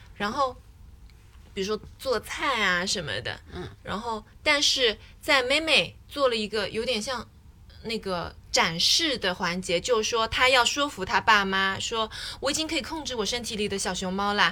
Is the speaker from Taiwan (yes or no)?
no; China; 我是一个从小在中国长大的小朋友